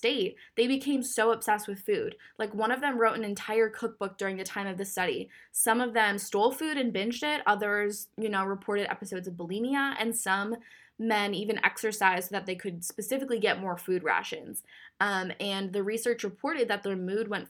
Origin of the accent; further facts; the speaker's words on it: Minnesota, United States; I'm from Minnesota